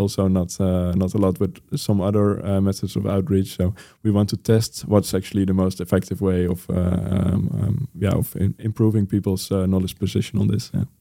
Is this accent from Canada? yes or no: no; Netherlands; my home country, the Netherlands